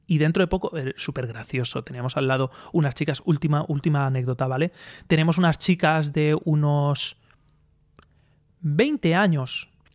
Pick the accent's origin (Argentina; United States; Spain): Spain; Aspe, Valencian Community; now in Elche, Spain; yo soy de Aspe, de Aspe